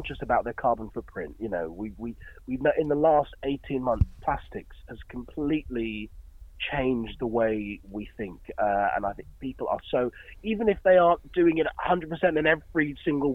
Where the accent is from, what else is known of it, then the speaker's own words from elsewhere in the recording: Dorset, South West England, United Kingdom; I grew up in Dorset